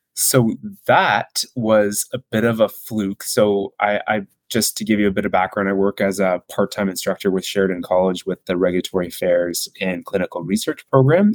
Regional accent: Burlington, Ontario, Canada; I went to high school in Burlington, Ontario, which is just about 45 minutes or so from Toronto. So that's where I grew up and went to high school

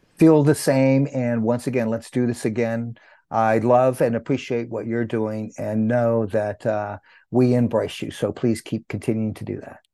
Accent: Santa Cruz, California, United States; also born or lived in New Mexico; I grew up in Santa Cruz, California, uh, New Mexico first, then Santa Cruz, California.

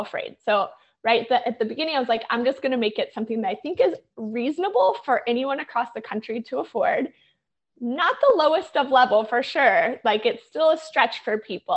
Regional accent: St. Louis, Missouri, United States; moved away as an adult; also born or lived in New York; I grew up in St. Louis, the middle of the United States, and had started my career there

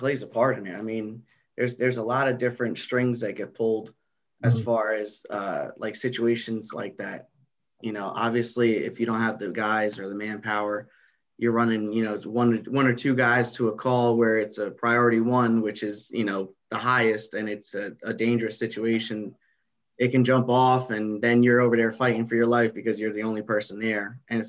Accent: New Jersey, United States; North Jersey, baby.

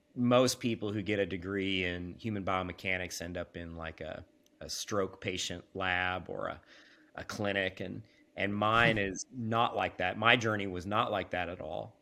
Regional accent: Kansas, United States; I was born and raised in the Midwest. Uh, I'm a Kansas boy

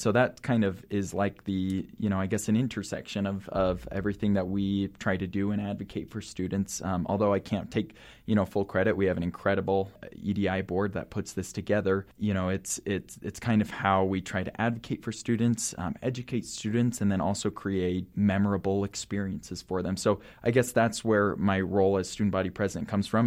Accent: Salt Lake City, Utah, United States; I grew up in Salt Lake City.

